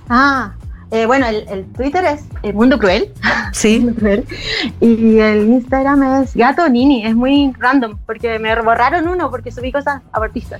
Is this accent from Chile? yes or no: yes; Chile; also born or lived in Argentina; Soy, soy chilena y me fui con mi familia. Bueno, vivía mi abuela y mi tío allá. Y me fui al 85 y volví al 90 acá a Chile